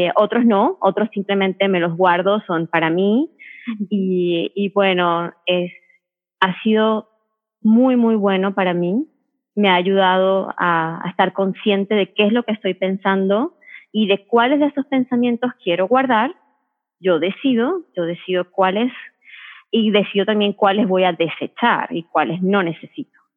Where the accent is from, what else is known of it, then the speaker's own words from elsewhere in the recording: Venezuela; Yo soy venezolana, sigo comiendo con el sazón venezolano